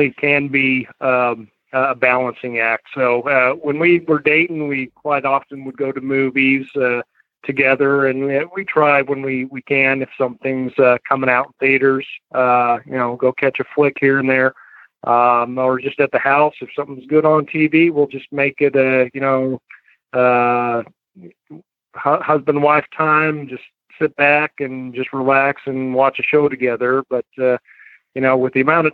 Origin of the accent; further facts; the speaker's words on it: the Northwest, Pacific Northwest, United States; now in South Carolina, United States; go fishing here in South Carolina. I was born in the Northwest, so I was used to rivers and streams